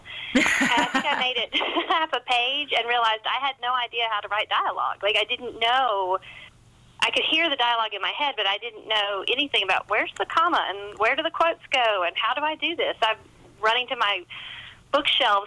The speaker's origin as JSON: {"language": "English", "town": "Hendersonville", "region": "North Carolina", "country": "United States", "tie": "born or raised there", "moved": "yes", "lives_now": "South Carolina, United States", "said": "I'm a Carolina girl. I was born in North Carolina, and I've lived in South Carolina my entire adult life"}